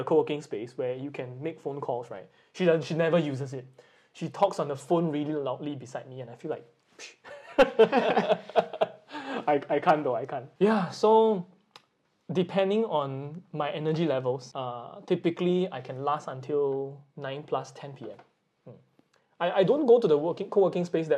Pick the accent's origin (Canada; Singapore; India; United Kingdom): Singapore; now in Japan; I'm from Singapore, and those of you who have not been to Singapore, it's a very sunny island, and we really can see blue skies most of the time